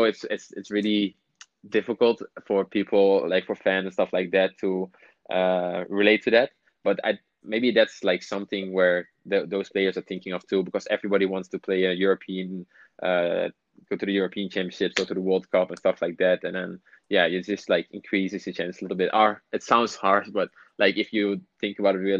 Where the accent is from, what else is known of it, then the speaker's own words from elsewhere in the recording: Netherlands; moved away as an adult; I grew up in Holland, so that makes it a little bit more. Like, my family lives there.